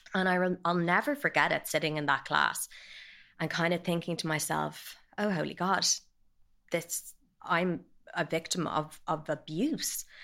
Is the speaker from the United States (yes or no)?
no; Dublin, Leinster, Ireland; I grew up in Dublin